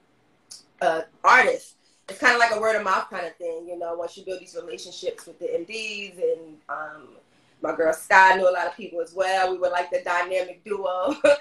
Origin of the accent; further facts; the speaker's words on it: New York City, New York, United States; moved away as an adult; now in Los Angeles, United States; I am from Brooklyn, New York